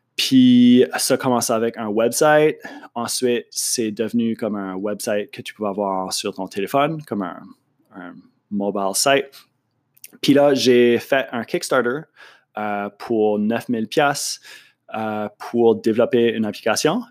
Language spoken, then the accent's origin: French; Moncton, New Brunswick, Canada; accent: Acadian French; also born or lived in Montreal; Je, viens de Moncton. Euh, je suis acadien, comme tu as, pu deviner de mon accent